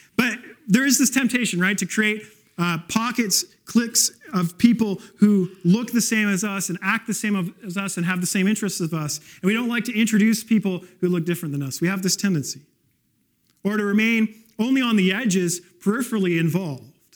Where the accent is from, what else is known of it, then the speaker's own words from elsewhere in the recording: West Coast, Canada; moved away; I grew up on the West Coast